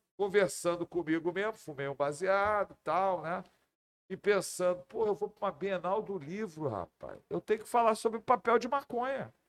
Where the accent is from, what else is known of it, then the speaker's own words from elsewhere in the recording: Rio de Janeiro, Brazil; eu sou do Rio de Janeiro e sou Botafogo